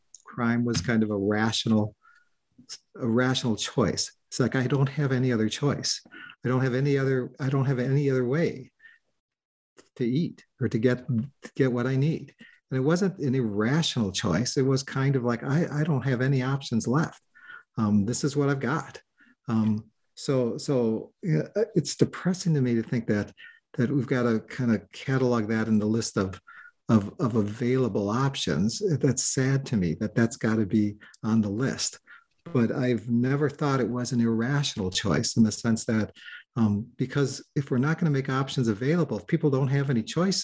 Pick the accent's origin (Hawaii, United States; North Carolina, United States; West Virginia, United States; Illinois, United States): Illinois, United States; Waukegan; I grew up in Waukegan, Illinois